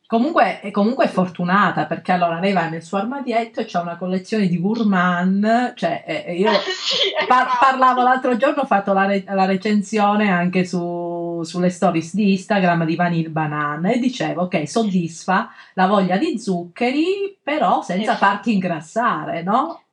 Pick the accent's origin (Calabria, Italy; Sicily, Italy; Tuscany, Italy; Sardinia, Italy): Calabria, Italy; now in Milan, Italy; nel mio paese in, in, in, Calabria, in collina set, a 700 metri